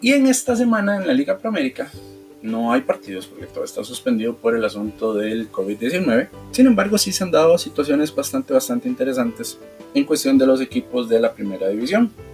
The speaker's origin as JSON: {"language": "Spanish", "country": "Costa Rica", "said": "como ticos"}